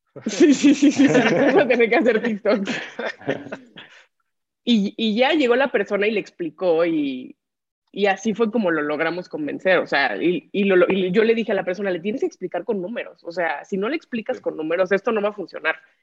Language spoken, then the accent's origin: Spanish; Acapulco, Guerrero, Mexico; yo soy nacida y crecida en, en Acapulco Guerrero